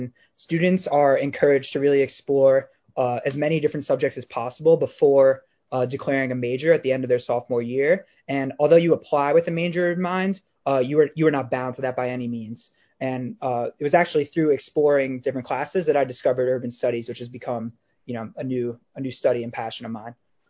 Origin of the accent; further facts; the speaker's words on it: Tenafly, New Jersey, United States; I am from Tenafly, New Jersey